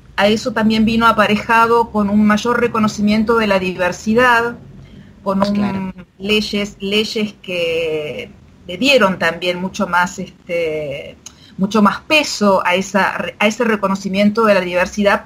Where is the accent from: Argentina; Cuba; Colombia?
Argentina; first language Argentine Sign Language; la lengua de señas argentina es mi lengua materna. Mis padres me hablaban en lengua de señas y yo hablaba en español con el resto de la familia